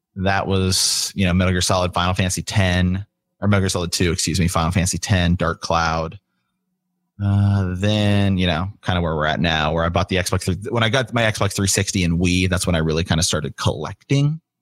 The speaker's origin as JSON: {"language": "English", "region": "Ohio", "country": "United States", "moved": "as an adult", "said": "I'm from Ohio originally, moved back here to Ohio"}